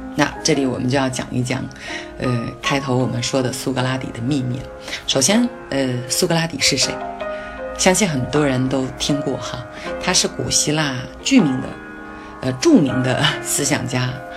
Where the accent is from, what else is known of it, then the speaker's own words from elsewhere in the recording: China; 我们中国人